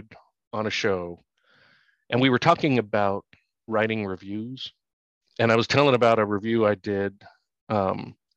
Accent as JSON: {"language": "English", "town": "San Francisco", "region": "California", "country": "United States", "tie": "born or raised there", "moved": "yes", "said": "I'm from San Francisco"}